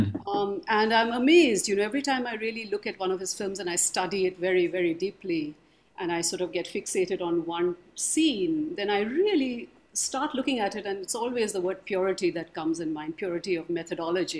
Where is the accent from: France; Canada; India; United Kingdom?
India; moved away as an adult; also born or lived in Philadelphia, United States; I was somebody straight from India